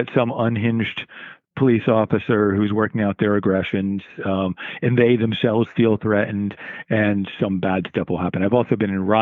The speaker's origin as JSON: {"language": "English", "region": "Connecticut shoreline", "country": "United States", "tie": "born or raised there", "moved": "as an adult", "lives_now": "Cape Cod, United States", "said": "I grew up on the Connecticut shoreline"}